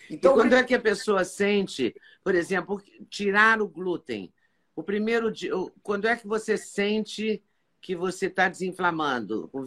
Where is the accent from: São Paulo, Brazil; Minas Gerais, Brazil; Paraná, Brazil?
Minas Gerais, Brazil; eu sou mineira